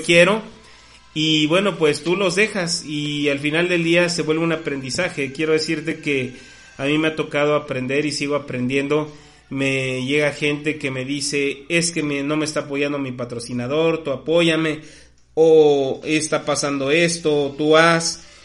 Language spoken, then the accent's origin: Spanish; Mexico; como mexicanos tenemos absolutamente todas las oportunidades